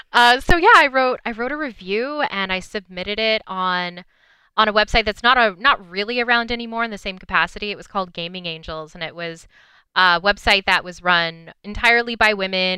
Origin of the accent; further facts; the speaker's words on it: British Columbia, Canada; also born or lived in Vancouver; I grew up in British Columbia